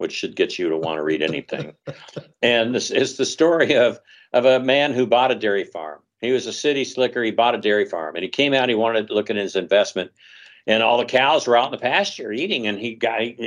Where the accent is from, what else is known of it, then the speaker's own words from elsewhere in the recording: Texas, United States; now in Los Angeles, United States; I grew up in Texas